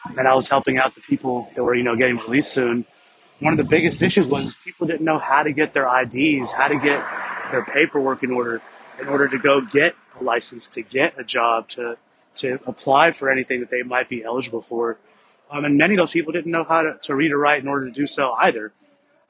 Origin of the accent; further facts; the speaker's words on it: Deep South, United States; growing up as a minority Indian in the deep south in the United States of America